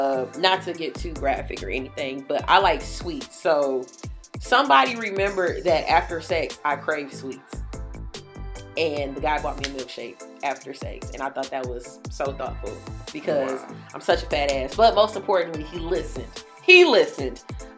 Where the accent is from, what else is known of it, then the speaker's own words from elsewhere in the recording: Jamaica; running a business because I'm a Jamaican